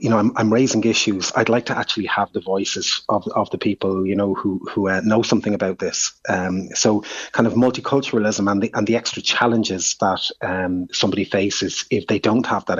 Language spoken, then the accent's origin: English; Dublin, Leinster, Ireland; also born or lived in Drogheda; when I was growing up in Finglas